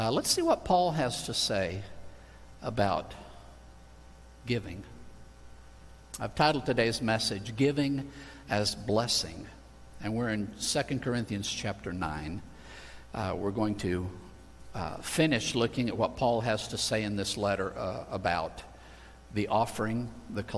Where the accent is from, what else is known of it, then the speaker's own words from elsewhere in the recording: Spain; moved away; I grew up in Spain